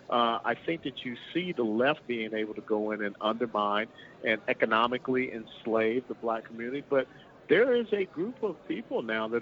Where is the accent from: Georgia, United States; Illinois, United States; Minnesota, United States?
Georgia, United States; Atlanta; the district that I grew up in Atlanta, Georgia